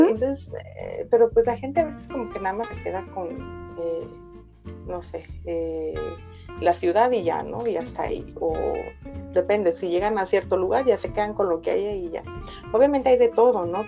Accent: Guadalajara, Jalisco, Mexico; yo soy de Guadalajara, en México

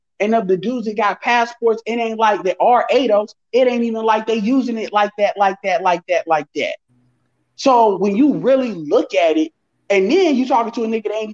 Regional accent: Chicago, Illinois, United States; I'm from Chicago

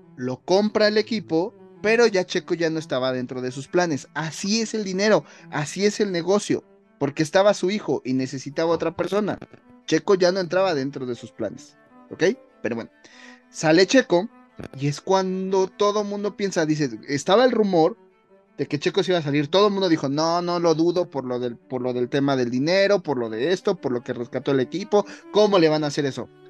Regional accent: Mexico; nosotros como mexicanos

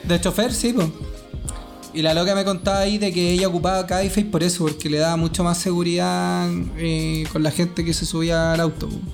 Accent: Chile; soy chileno

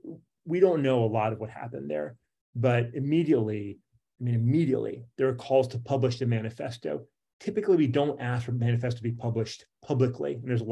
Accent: Virginia, United States; in my home state here in Virginia

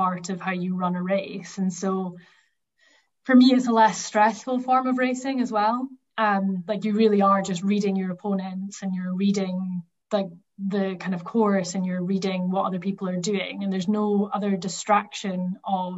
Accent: the Highlands of Scotland, United Kingdom; I'm from the Highlands of Scotland

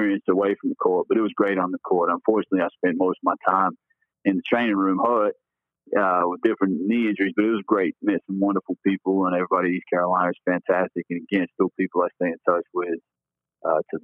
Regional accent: Australia; moved away as an adult; also born or lived in Texas; I grew up in Australia, so I came up through the club system there rather than the high school system.

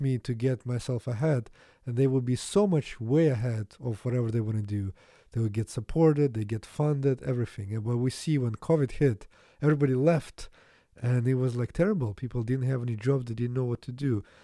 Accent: Latvia; English is a second language; moved away; also born or lived in Canada; I'm not from Russia, so, but Latvia was part of U S S R

